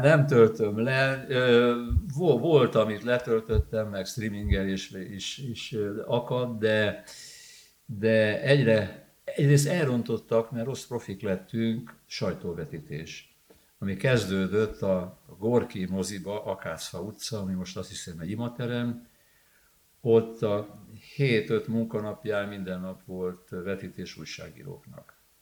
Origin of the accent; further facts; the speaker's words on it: Budapest, Hungary; Itt születtem, ide vittek haza a Baros utcai nőgyógyászati klinikáról